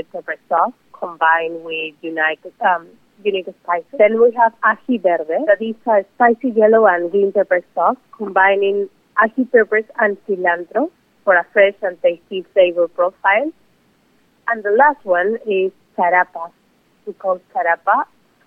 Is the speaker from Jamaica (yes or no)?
no; Peru; moved away; amazing bold flavors that I grew up with in Peru